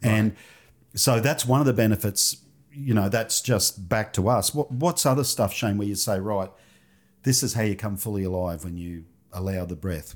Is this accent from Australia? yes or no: yes; Toowoomba, Queensland, Australia; came back to Toowoomba